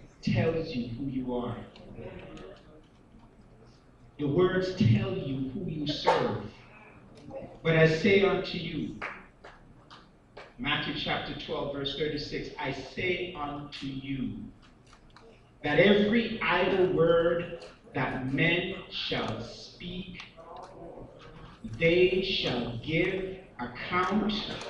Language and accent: English; Canada; Now, as a Canadian, I could come and visit and so forth